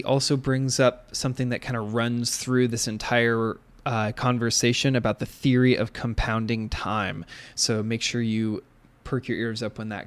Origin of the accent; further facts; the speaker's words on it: Seattle, Washington, United States; growing up in Seattle